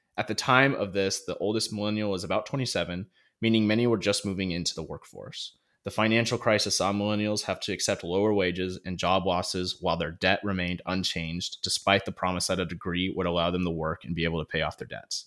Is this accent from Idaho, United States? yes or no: yes; North Idaho, United States; growing up in North Idaho, like, everyone has a gun